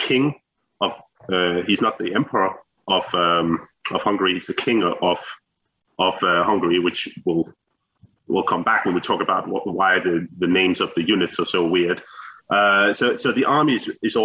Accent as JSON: {"language": "English", "country": "Denmark", "said": "I am a historian from Denmark. It's just north of Copenhagen"}